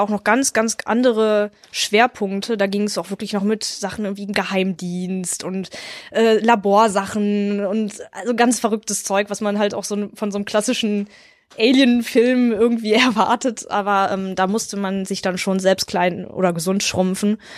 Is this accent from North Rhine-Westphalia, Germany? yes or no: yes; near Wuppertal, North Rhine-Westphalia, Germany; Ich komme halt aus der Nähe von Wuppertal oder direkt an der Grenze zu Wuppertal bin ich groß geworden